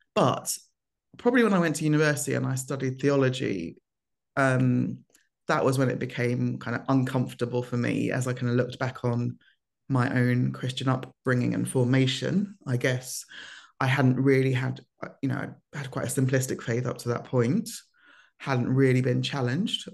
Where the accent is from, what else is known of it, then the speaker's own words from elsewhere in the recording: London, United Kingdom; also born or lived in Lagos, Nigeria; moved, um, to the U K when I was four with my parents